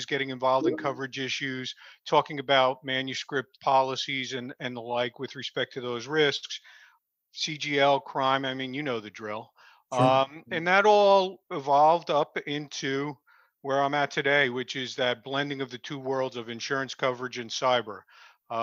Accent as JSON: {"language": "English", "town": "Clifton", "region": "New Jersey", "country": "United States", "tie": "born or raised there", "said": "I grew up in Clifton, New Jersey, just north of where I'm at now"}